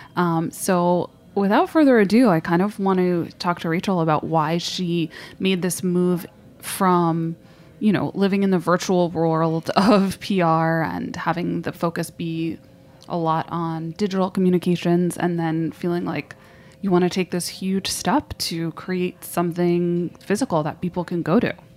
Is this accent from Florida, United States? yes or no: no; New York, United States; I grew up in New York